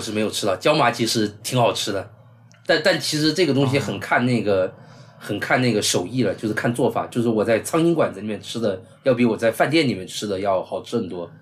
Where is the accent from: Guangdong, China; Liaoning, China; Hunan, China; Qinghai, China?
Guangdong, China; Guangzhou; 像我作为广州人，就是我们广州人吃那个炒菜都是不放油的